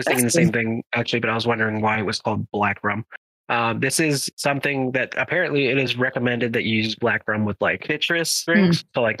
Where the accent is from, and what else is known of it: Venezuela